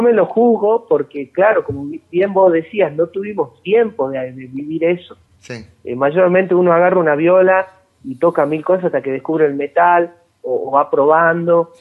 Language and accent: Spanish; Salta, Argentina; nosotros no somos de Buenos Aires, que somos de Salta